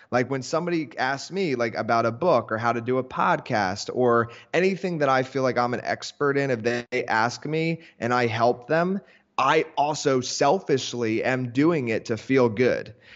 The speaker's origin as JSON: {"language": "English", "area": "Philadelphia area", "region": "Pennsylvania", "country": "United States", "moved": "yes", "lives_now": "Miami, United States", "said": "I live down in Miami now, but I'm originally from Philadelphia area, like, suburbs, so it's actually, like, an hour north of Philadelphia, and small town"}